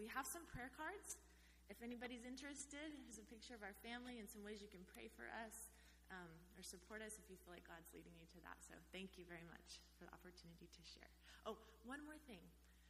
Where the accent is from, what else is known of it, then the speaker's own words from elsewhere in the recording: Oklahoma, United States; moved away as an adult; also born or lived in Fresno, California; now in Thailand; I'm originally from Oklahoma, from the Adams MB Church in Oklahoma.